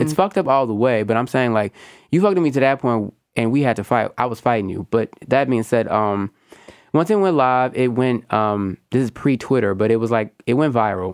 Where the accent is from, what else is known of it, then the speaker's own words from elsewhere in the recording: Houston, Texas, United States; accent: Southern; I'm Southern and Black. I'm very much from Houston, Texas